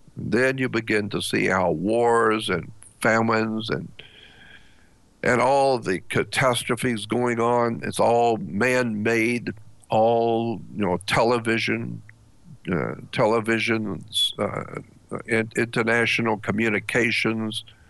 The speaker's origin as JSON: {"language": "English", "country": "United States", "said": "as an American white man"}